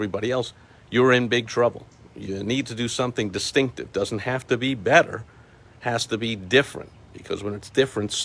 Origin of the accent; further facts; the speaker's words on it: New York, United States; I'm from New York